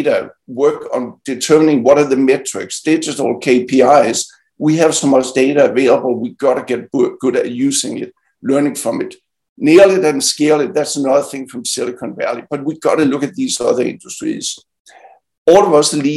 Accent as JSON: {"language": "English", "country": "Denmark", "moved": "yes", "lives_now": "United States", "said": "my home country, Denmark"}